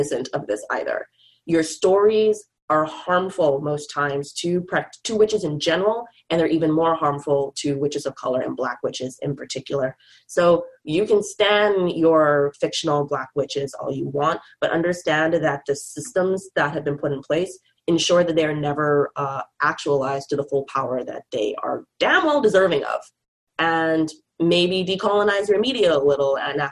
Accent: Bahamas; moved away as an adult; now in Vancouver, Canada; me and my boyfriend, now husband, also from the Bahamas

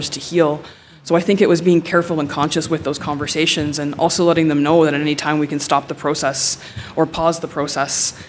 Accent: Nipissing First Nation, Ontario, Canada; I'm from Nipissing First Nation.

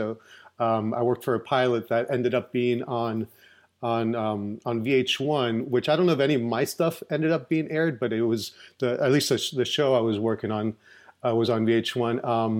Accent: Orlando, Florida, United States; also born or lived in Puerto Rico; I actually grew up in Orlando, Florida. I was born in Puerto Rico. And then I came when I was three. And then I've been in the Orlando area all my life. So I went to school here, grade school.

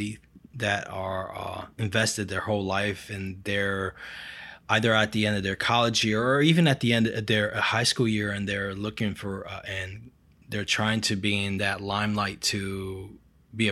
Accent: Brazil; moved away; I'm from Brazil

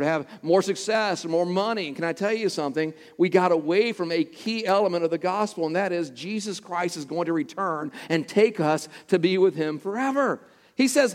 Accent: Texas, United States; close to my hometown in Texas

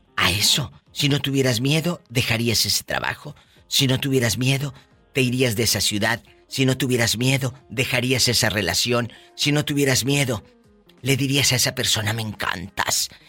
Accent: Matamoros, Tamaulipas, Mexico; moved away; estaría en Matamoros

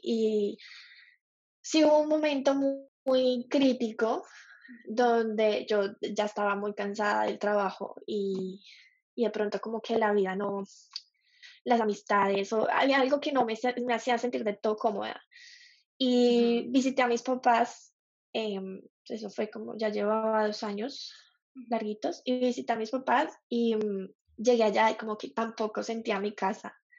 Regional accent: Colombia; moved away as an adult; now in Australia; soy colombiana, tengo 29 años, soy publicista, o bueno, es publicidad, pero ejerzo como diseñadora gráfica y estoy viviendo en Australia hace cinco años

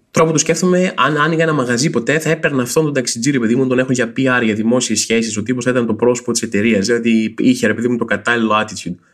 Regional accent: Rethymno, Crete, Greece; Στο Ρέθινο, στο κέντρο, α, ε, είμαι και εγώ από το Ρέθινο

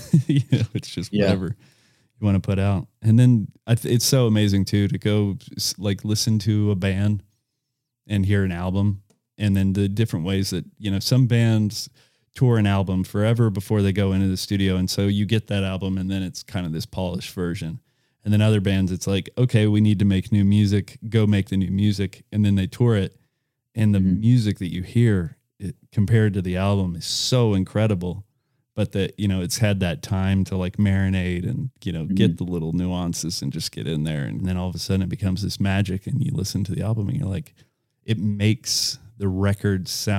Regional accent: Lawrenceville, Georgia, United States; also born or lived in Camarillo, California; See, I was born in Camarillo, California, and I moved to just north of Atlanta when I was 7. And I claim to be from Lawrenceville, Georgia.

